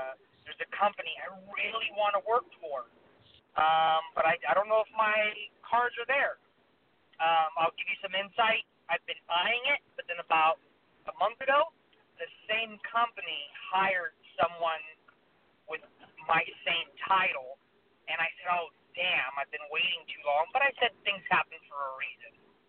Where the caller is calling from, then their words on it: Sacramento, California, United States; I'm calling from Sacramento, and my birthday is 12/22/87.